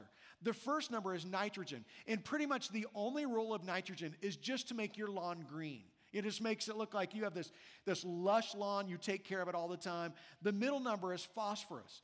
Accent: Midwest, United States; now in Las Vegas, United States; I've lived in Vegas now for 24 years. I grew up in the Midwest where the winters are brutal.

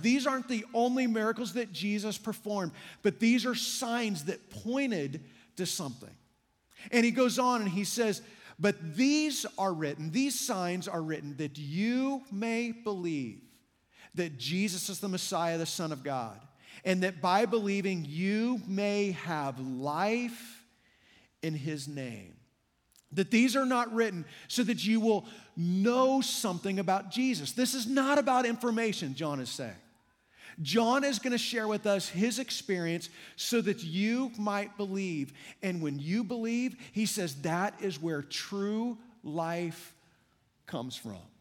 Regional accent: Kansas, United States; I grew up in Kansas

